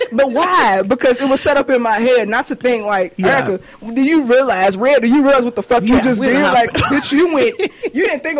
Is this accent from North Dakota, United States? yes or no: no; Clarksdale, Mississippi, United States; because I grew up on Muhammad Ali. Up by Clarksdale.